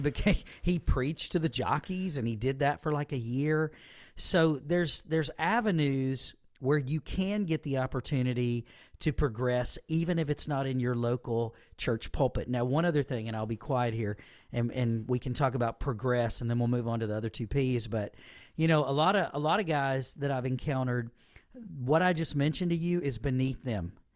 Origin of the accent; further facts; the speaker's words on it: Southaven, Mississippi, United States; moved away as an adult; this is where I was born and raised, grew up, and I've returned to a church and a ministry that uh, affected me when I was young